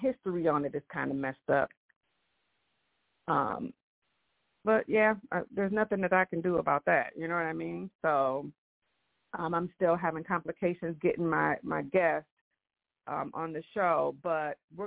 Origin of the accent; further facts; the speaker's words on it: Michigan, United States; I have been born and raised in the United States here in Michigan.